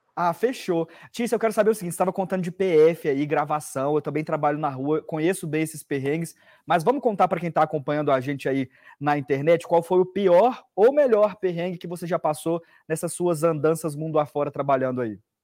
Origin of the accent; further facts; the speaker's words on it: Bahia, Brazil; eu sou da Bahia